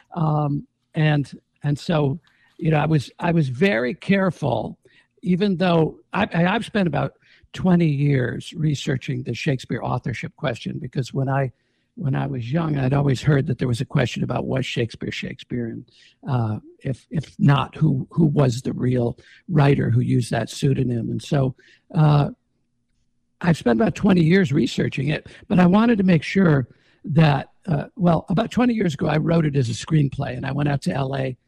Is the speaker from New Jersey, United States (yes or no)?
no; Jamestown, New York, United States; moved away as an adult; also born or lived in Los Angeles; I grew up in Jamestown.